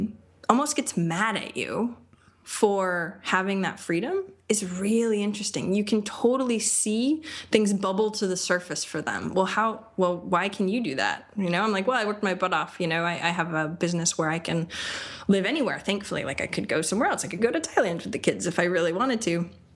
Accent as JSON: {"language": "English", "region": "Maine", "country": "United States", "tie": "born or raised there", "moved": "as an adult", "lives_now": "Austin, United States", "said": "I love Maine. I grew up in Maine. I've lived in a bunch of different places."}